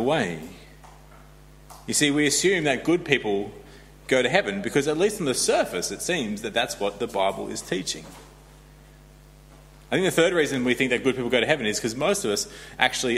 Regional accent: Australia; moved away; I'm Australian

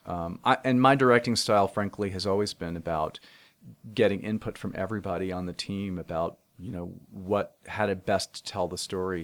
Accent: United States; I grew up twenty miles outside of Manhattan

